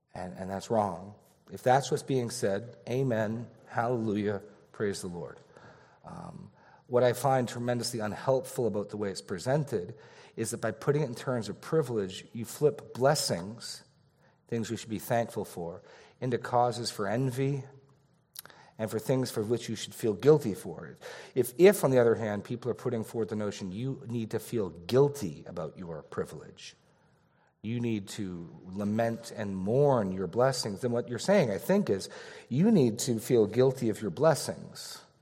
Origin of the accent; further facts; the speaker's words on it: New England, United States; I was born in New England